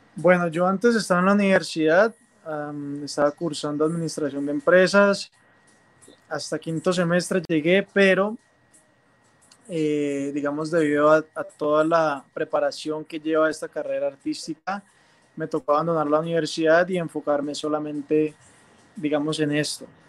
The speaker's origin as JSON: {"language": "Spanish", "town": "Cali", "region": "Valle del Cauca", "country": "Colombia", "said": "como buen caleño me encanta la salsa"}